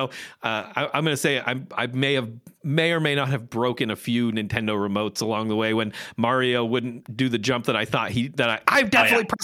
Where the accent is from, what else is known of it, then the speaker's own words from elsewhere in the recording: Maine, United States; I grew up in Maine.